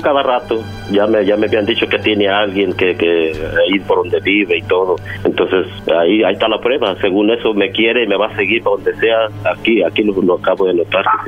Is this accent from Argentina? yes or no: no; Mexico; yo soy de México